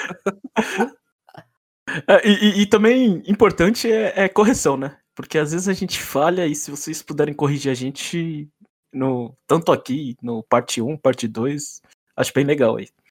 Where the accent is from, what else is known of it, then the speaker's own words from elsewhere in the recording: São Paulo, Brazil; now in Nagano, Japan; tô morando em Nagano, no Japão, mas eu sou de São Paulo